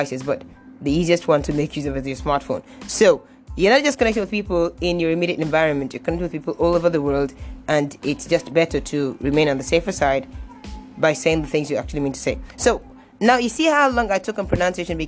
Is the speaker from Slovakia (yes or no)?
no; Nigeria; I am a Nigerian